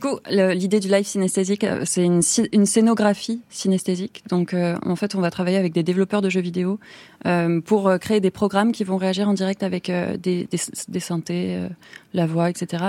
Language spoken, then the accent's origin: French; Toulouse, Occitania, France; j'ai grandi à Toulouse